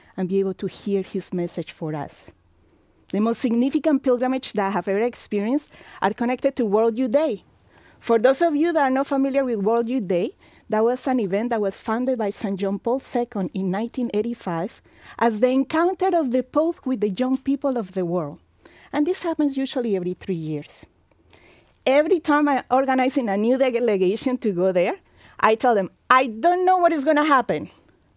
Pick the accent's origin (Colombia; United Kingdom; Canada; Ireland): Colombia; moved away as an adult; also born or lived in Mexico / Virginia / Florida / Tennessee; now in Indiana, United States; I live in Colombia for 20 years, where my family is from, and the last 24 years here in the United States